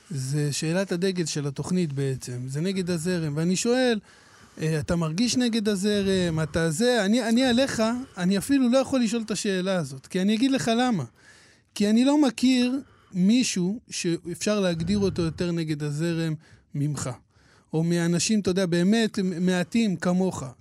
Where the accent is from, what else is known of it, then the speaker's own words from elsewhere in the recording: Hadera, Haifa District, Israel; אני גדלתי בחדרה, עדיין גר בחדרה